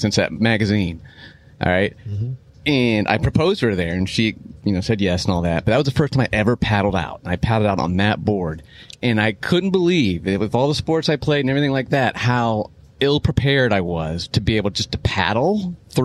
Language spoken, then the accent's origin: English; Lima, Ohio, United States; also born or lived in Columbus, Ohio; I was born and raised in Lima, Ohio, which is about 2 hours south of Toledo.